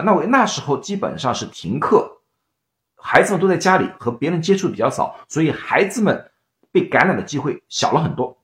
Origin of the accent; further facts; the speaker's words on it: Shanghai, China; now in United States; 我是上海人，啊，我们叫黄梅天